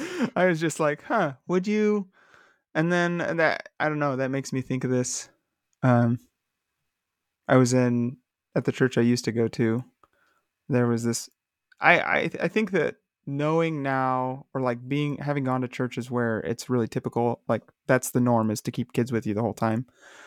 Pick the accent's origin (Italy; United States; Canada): Canada; Vancouver, British Columbia; And then but we're from Vancouver